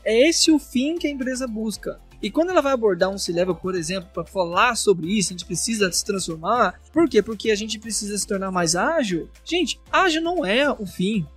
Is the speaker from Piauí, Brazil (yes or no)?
no; Minas Gerais, Brazil; como um bom mineiro